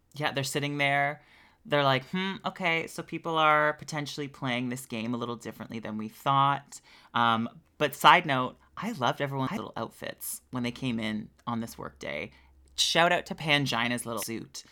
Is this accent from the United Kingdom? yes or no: no; Canada